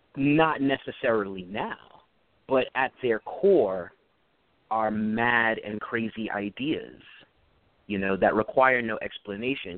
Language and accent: English; New York City, New York, United States; I was born and raised in Brooklyn, and I'm back in Brooklyn now. I live in a Flatbush area